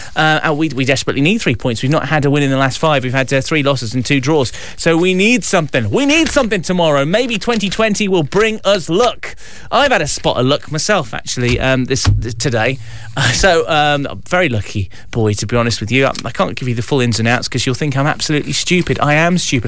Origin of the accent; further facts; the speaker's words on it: Mansfield, East Midlands, United Kingdom; my hometown radio station here in in Mansfield